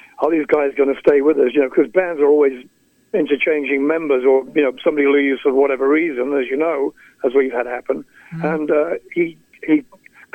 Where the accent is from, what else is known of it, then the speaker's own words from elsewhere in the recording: Skegness, East Midlands, United Kingdom; moved away; I played in Skegness, my hometown, just recently